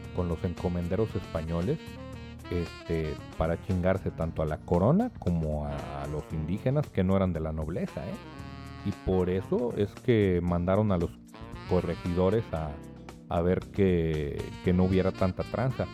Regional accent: Mexico

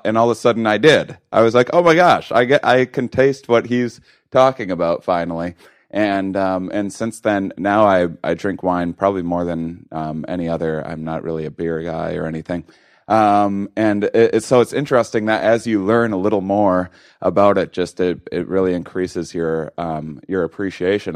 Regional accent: Wisconsin, United States; moved away; I'm from Wisconsin originally, uh, not exactly wine country

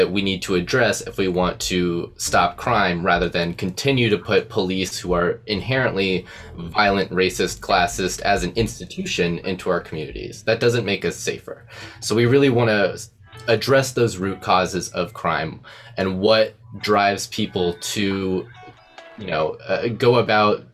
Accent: Ohio, United States; now in Arizona, United States; I'm an Ohio boy

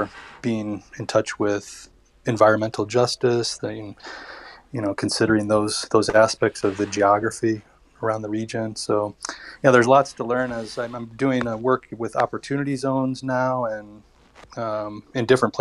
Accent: South Bend, Indiana, United States; now in Denver, United States; I'm based in Denver, Colorado now. I grew up in South Bend, Indiana

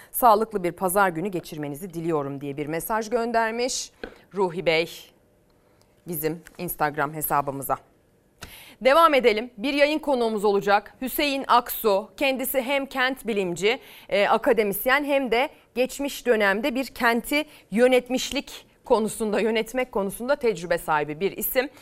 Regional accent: İzmir, Turkey; memleketimle alakalı

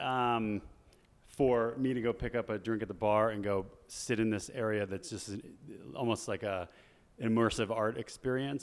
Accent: Chandler, Arizona, United States; I grew up in Chandler, Arizona.

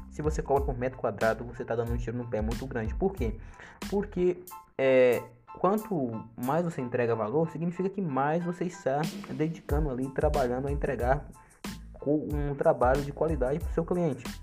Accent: Pedra, Pernambuco, Brazil; na cidadezinha onde eu nasci, Nasci e foi, e foi criado, que é a cidade de Pedra, no Pernambuco, uma cidadezinha bem pequena.

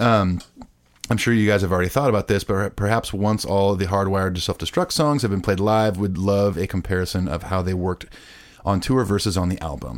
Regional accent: Southern California, United States; I'm from Southern California

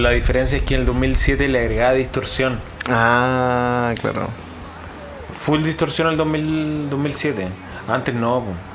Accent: Chile; los chilenos de corazón, que somos

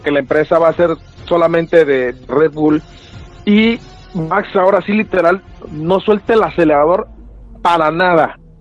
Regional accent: Guadalajara, Jalisco, Mexico; sale el corazón tapatío, pues es de, mi ciudad

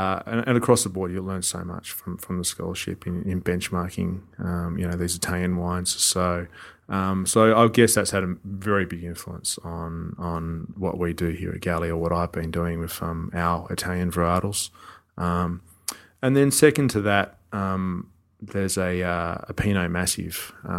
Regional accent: Australia; us as Australian winemakers and viticulturalists have learnt a lot about how to make it as well

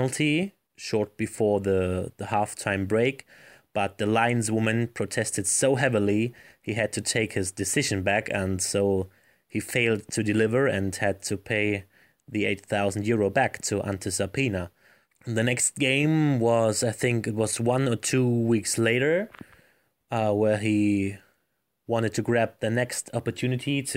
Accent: Leipzig, Saxony, Germany; My hometown club, Red Star Leipzig

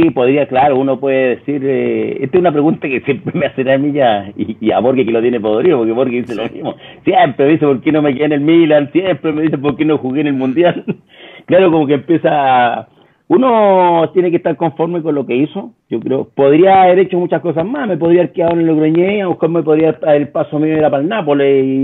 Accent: Copiapó, Atacama, Chile; yo vengo de Copiapó, la cancha era terriblemente mala en ese tiempo, la de Copiapó

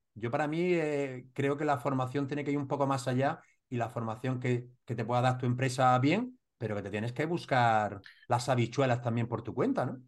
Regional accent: Granada, Andalusia, Spain; Granada con los murcianos, tenemos también nuestro deje unos de otros

